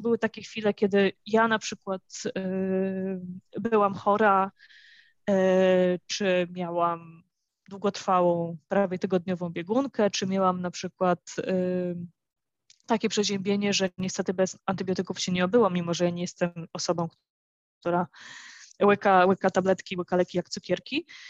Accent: Warsaw, Masovian Voivodeship, Poland; moved away as an adult; now in Santa Maria, Cape Verde; jestem z Warszawy

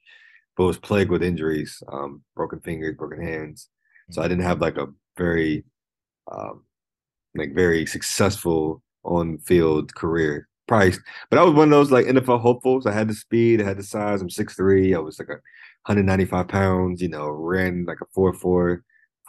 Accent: Virginia, United States; Allen Iverson, I'm from Virginia, so Allen Iverson was big.

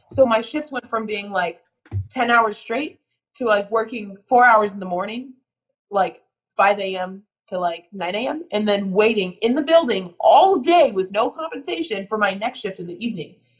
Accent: United States; an American

